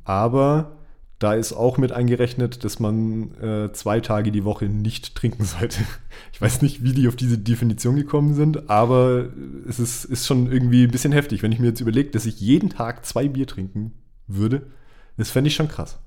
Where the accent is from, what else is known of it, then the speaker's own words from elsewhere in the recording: Bavaria, Germany; bei uns in Bayern